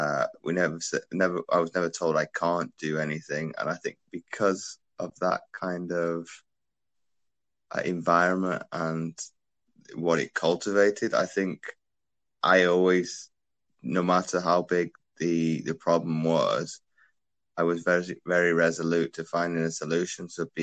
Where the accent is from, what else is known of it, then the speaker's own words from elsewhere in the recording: Belgium; born there; Well, I was born in Belgium to a military family.